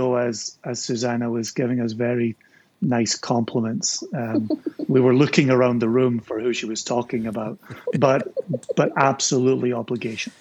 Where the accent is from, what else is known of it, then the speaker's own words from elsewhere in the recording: Scotland, United Kingdom; That's how we do it in Scotland